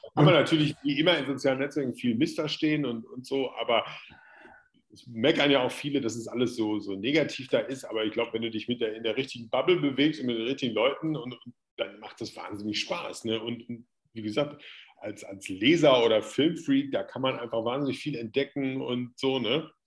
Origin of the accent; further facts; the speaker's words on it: Hagen, North Rhine-Westphalia, Germany; auch in Hagen, da wo ich herkomme